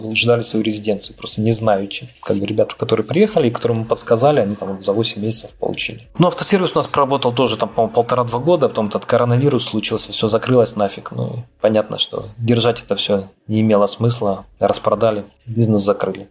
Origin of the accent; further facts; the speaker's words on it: Taganrog, Rostov Oblast, Russia; moved away as an adult; now in Algarve, Portugal; мы из Таганрога